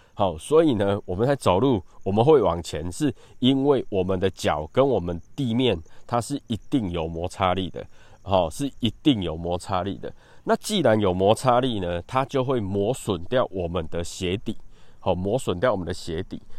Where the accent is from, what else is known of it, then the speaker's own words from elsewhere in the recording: Taiwan; 尤其是我们台湾人啊